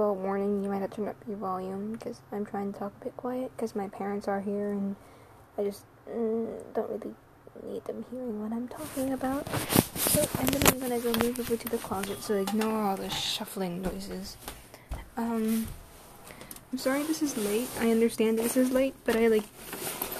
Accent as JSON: {"language": "English", "country": "United States", "said": "I'm an American sorceress"}